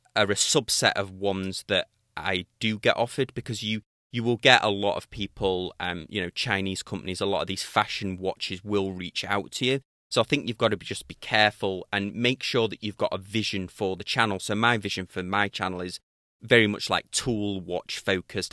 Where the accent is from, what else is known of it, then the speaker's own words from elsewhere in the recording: United Kingdom; accent: British; my British accent